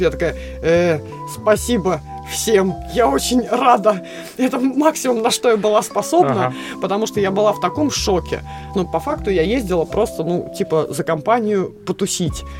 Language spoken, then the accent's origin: Russian; Russia; Я единственный участник из России.